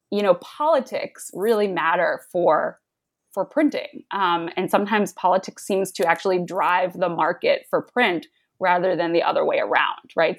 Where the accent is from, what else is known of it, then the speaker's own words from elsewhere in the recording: the New York suburbs, United States; I grew up in the New York suburbs